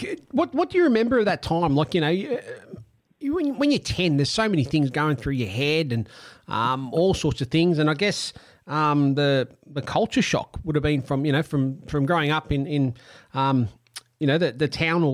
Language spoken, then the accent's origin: English; Australia; first language Italian; English is a second language; I grew up in Australia and was born in Australia, but as you probably worked out with my name … my family are a migrant family. They came out, before I was born.